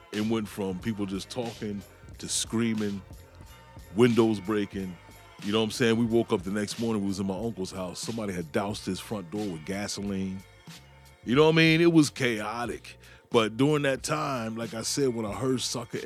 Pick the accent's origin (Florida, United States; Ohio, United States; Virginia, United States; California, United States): Virginia, United States; Newport News; I'm from Newport News, Virginia